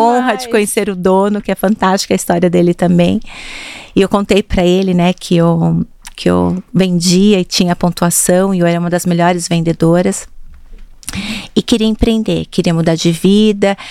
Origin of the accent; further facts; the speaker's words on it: Jundiaí, São Paulo, Brazil; moved away as an adult; now in São Paulo, Brazil; Eu sou de Jundiaí